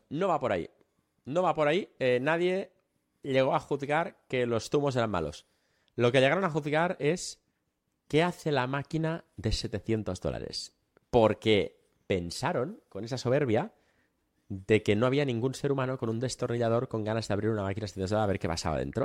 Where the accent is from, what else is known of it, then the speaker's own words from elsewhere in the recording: Catalonia, Spain; Tú yo somos catalanes